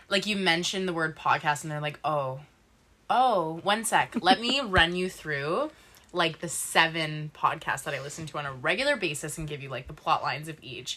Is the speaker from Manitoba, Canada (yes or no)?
no; Sudbury, Ontario, Canada; moved away as an adult; now in Vancouver, Canada; my hometown is Sudbury